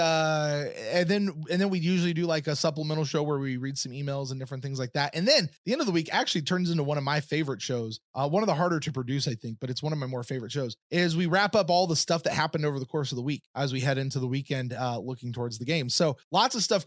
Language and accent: English; Lexington, Kentucky, United States; moved away as an adult; also born or lived in Clearwater, Florida; I grew up in Lexington, Kentucky